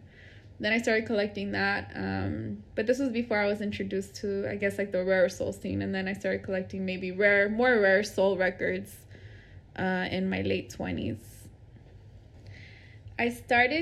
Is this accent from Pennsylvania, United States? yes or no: no; Bloomington, California, United States; now in Oakland, United States; I am from the Inland Empire, a place called Bloomington, California